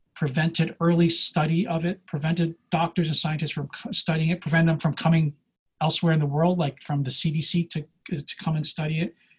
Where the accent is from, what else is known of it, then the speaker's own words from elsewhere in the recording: Pennsylvania, United States; now in California, United States; I'm originally from Pennsylvania, hence this Wawa mug